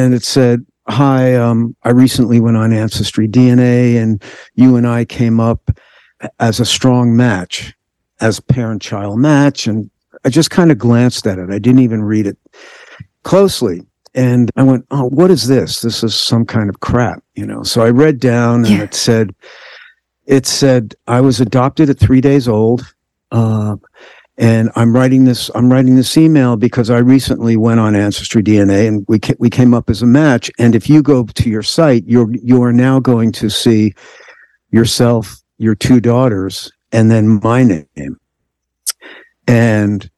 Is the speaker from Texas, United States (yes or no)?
no; New York metropolitan area, United States; I'm from the New York metropolitan area